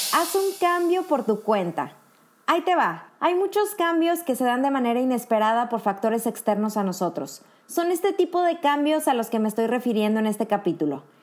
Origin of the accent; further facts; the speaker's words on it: Monterrey, Nuevo León, Mexico; moved away as an adult; now in Kraków, Poland; Soy mexicana y por una oportunidad que se le presentó a mi pareja, actualmente resido en Cracovia, Polonia